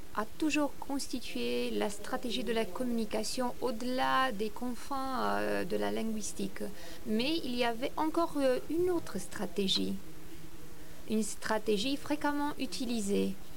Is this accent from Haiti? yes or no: no; Romania; moved away; j'ai passé mon enfance en Roumanie